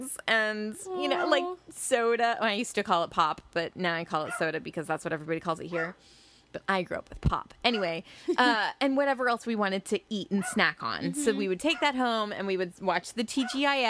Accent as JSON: {"language": "English", "region": "Central Illinois", "country": "United States"}